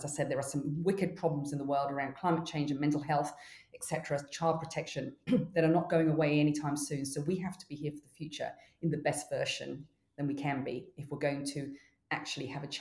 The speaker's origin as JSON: {"language": "English", "country": "Mexico", "tie": "born or raised there", "moved": "yes", "lives_now": "New Zealand", "said": "I grew up in Mexico"}